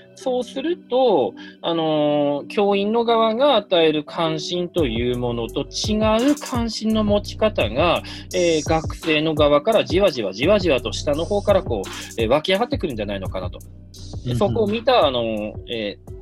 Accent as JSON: {"language": "Japanese", "town": "Hirosaki", "region": "Aomori", "country": "Japan", "tie": "born or raised there", "moved": "yes", "said": "僕の出身地の青森県弘前市に行ってました。"}